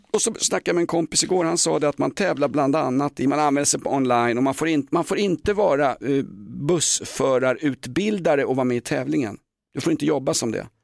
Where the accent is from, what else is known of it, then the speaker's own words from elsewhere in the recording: Sweden; also born or lived in Aspudden, Stockholm; vi vadmalsbönder i, i Sverige